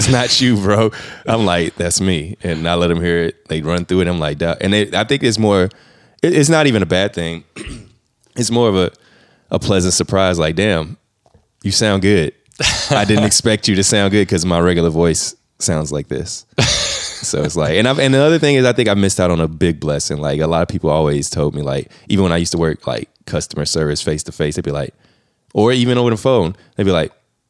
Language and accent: English; Indianapolis, Indiana, United States; moved away as an adult; now in St. Louis, United States; Yes, I'm from Indiana. Right. I was born in Indianapolis.